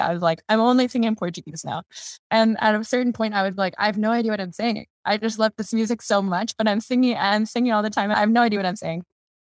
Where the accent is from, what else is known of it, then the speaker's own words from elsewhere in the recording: Germany; born there; So I was born in Germany. I lived in 7 different countries.